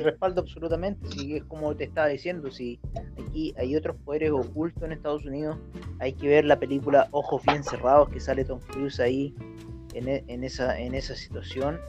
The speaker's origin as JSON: {"language": "Spanish", "country": "Chile", "said": "nosotros somos chilenos"}